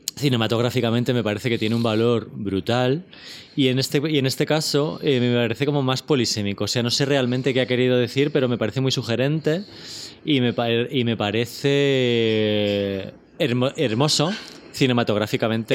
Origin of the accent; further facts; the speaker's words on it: Spain; como español